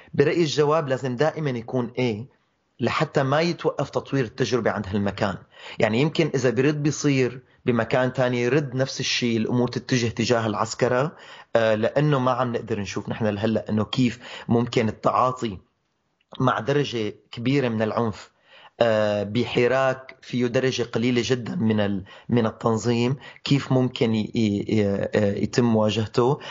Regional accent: Syria

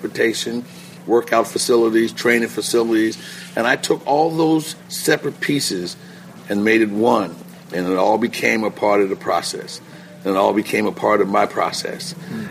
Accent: Philadelphia, Pennsylvania, United States; also born or lived in Nebraska; I started in Philly, coming from Philadelphia, and still living in Philly. Went through high school in Philly

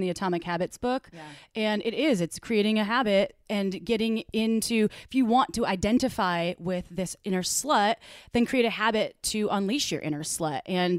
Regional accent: Wisconsin, United States; Because I grew up in Wisconsin, so cows were common.

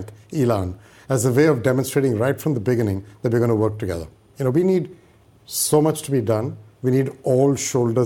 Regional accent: India; moved away as an adult; now in United States; I grew up in India. I studied in India

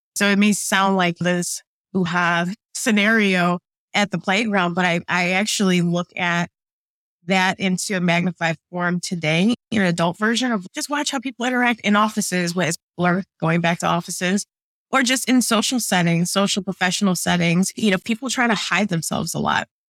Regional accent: suburbs of Illinois, United States; moved away as an adult; also born or lived in New Jersey / New York; now in Atlanta, United States; I actually grew up in the Midwest, okay, as middle American as you can get, in the suburbs of Illinois

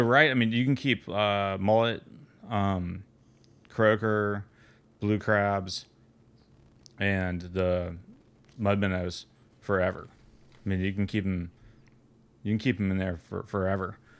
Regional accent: Atlanta, Georgia, United States; also born or lived in Florida; I grew up in Atlanta, and I spent a lot of my s, time in, in Florida

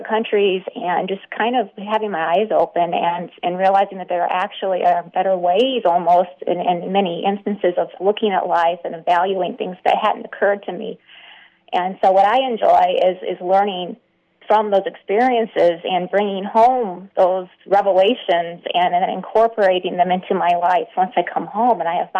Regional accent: United States; also born or lived in Austin, Texas; growing up as an American

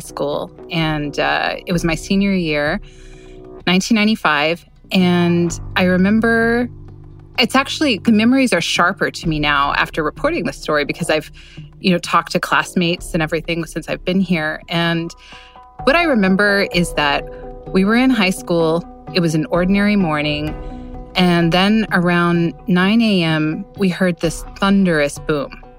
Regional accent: Oklahoma City, Oklahoma, United States; moved away; my home state

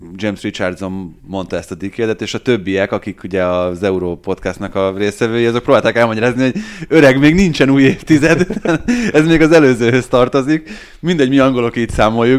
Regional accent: Hungary

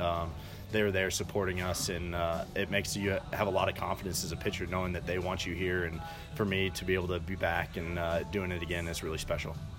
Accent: Denver, Colorado, United States; my hometown uh, for my my hometown team

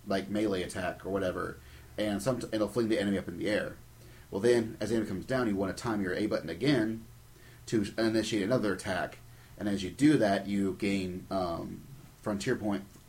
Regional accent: United States; I'm American.

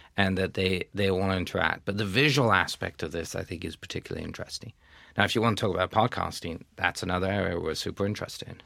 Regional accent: United Kingdom; also born or lived in France; I'm a Brit, but I'm also half French

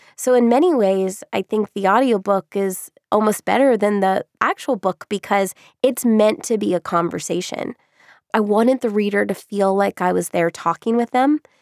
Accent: Orlando, Florida, United States; I grew up in Orlando

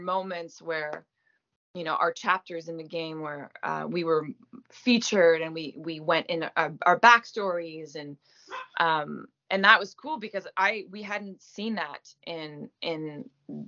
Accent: Gaspésie, Quebec, Canada; accent: French Canadian; first language French; English is a second language; Moi, je viens de la Gaspésie

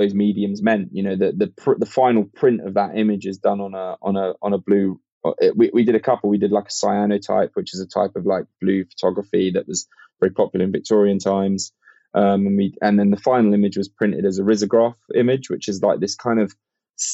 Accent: United Kingdom; I have got Irish heritage myself, but like I'm a Brit

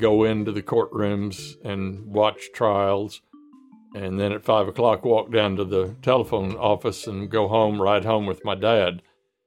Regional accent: McAlester, Oklahoma, United States; growing up in McAllister

